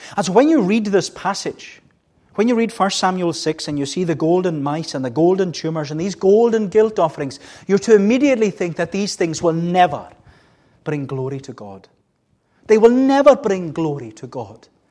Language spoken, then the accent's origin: English; Melbost, Scotland, United Kingdom; I was brought up in Melbourst, and we always had cows